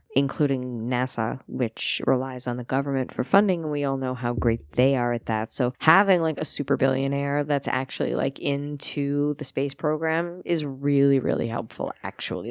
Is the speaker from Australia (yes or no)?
no; New York, United States; I am a New Yorker